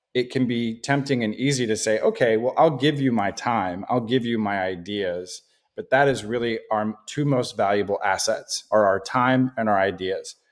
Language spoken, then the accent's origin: English; Portland, Oregon, United States; also born or lived in Oklahoma / Boston; I grew up here in the Portland metro area. I've been here since I was, you know, five or so years old